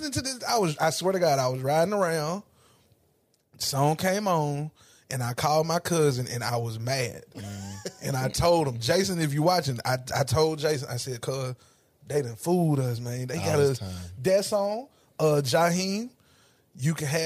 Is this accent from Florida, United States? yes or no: no; Ripley, Tennessee, United States; moved away as an adult; now in Nashville, United States; I'm from Ripley